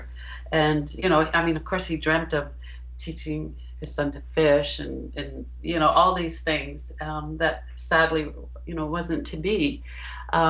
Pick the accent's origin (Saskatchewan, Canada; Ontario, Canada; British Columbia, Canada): Ontario, Canada; Hamilton; moved away as an adult; we moved back to my hometown, which is Hamilton, Ontario.